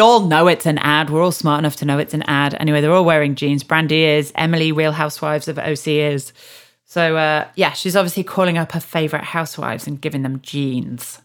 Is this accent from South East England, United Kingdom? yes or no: no; Yorkshire and the Humber, United Kingdom; I'm from Yorkshire as well